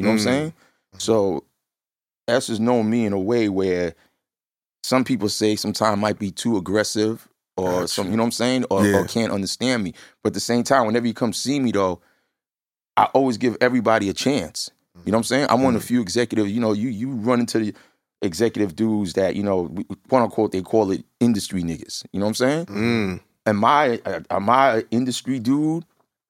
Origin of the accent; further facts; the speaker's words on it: Brentwood, New York, United States; I'm from Brentwood, Long Island. I come from a town where my music, that's all we did was breakdancing and music.